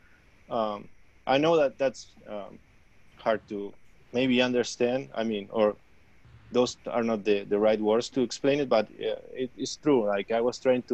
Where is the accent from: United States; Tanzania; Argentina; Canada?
Argentina; moved away; I'm from Argentina